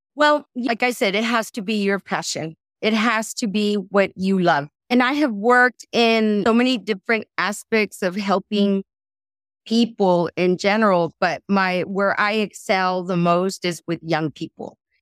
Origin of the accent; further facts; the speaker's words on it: Rio Grande Valley, Texas, United States; also born or lived in San Marcos, Texas / California; I was born and raised in the Rio Grande Valley